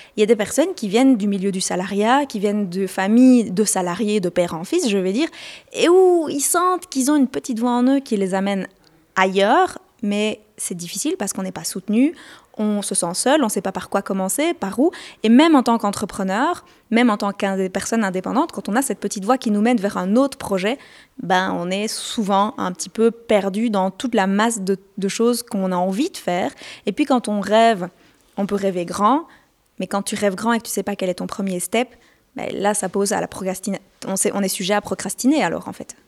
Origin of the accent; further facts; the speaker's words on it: Belgium; chez nous en Belgique